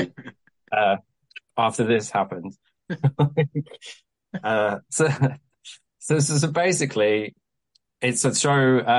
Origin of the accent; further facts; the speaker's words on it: Kent, South East England, United Kingdom; now in Southampton, United Kingdom; Prior to me being in Southampton, I spent all my time in London because I grew up in Kent